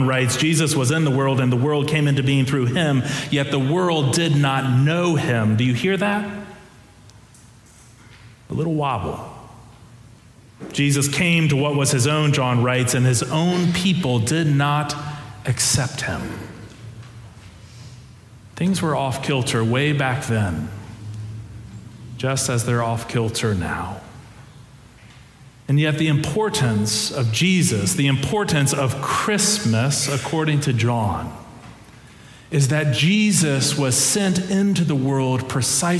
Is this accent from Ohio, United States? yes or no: yes; Ohio, United States; moved away; the church that I grew up in Ohio